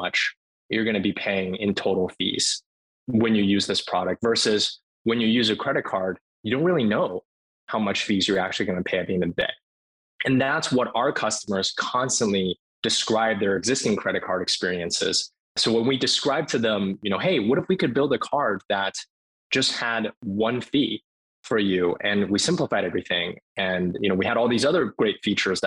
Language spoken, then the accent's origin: English; Cambridge, Massachusetts, United States; I grew up in Cambridge, Massachusetts, and went to the Martin Luther King Jr. Elementary School in Cambridge.